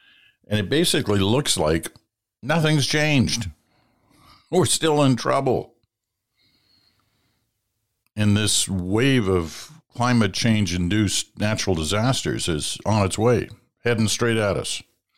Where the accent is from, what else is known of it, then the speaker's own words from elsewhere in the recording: Ontario, Canada; now in Kitchener, Canada; We live in Kitchener, Ontario. My wife and I grew up in Perth County. That's kind of around where I live in Canada, around Stratford.